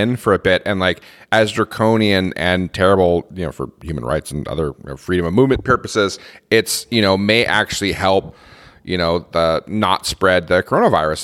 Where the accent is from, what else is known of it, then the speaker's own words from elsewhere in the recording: United States; moved away; I'm American